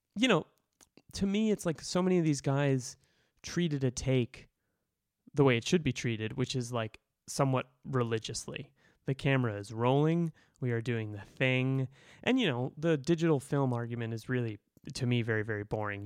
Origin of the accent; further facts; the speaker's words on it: Boston, Massachusetts, United States; I grew up in Boston, I grew up Irish Catholic